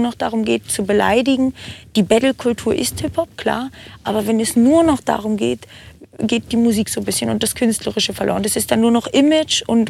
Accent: Brandenburg, Germany; moved away as an adult; now in Nuremberg, Germany; ich komme ursprünglich aus dem Norden, Grenze Berlin, Brandenburg, aber mhm. ich bin also Ur-Brandenburger

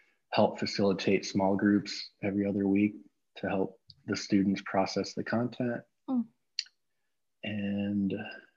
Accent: Austin, Texas, United States; now in Redding, United States; I am from Austin, Texas, but I am living in Redding, California right now

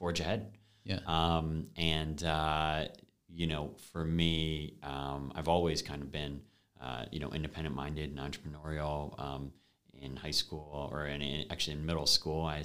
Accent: Binghamton, New York, United States; I actually went back to my hometown, to Binghamton University

